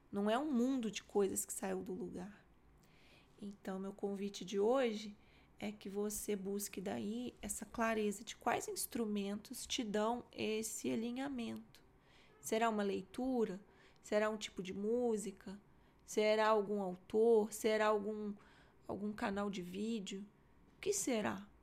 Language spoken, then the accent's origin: Portuguese; Minas Gerais, Brazil; nossa, sendo mineiro, né? Você fala, nossa, nó.